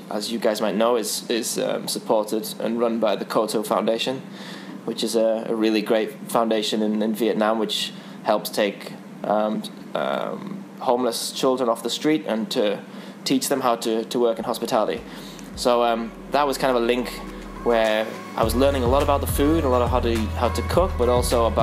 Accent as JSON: {"language": "English", "region": "England", "country": "United Kingdom", "said": "as an English person"}